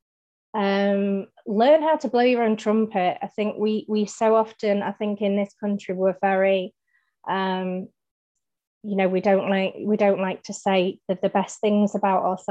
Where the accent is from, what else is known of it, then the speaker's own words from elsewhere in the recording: Manchester, North West England, United Kingdom; being a Mancunian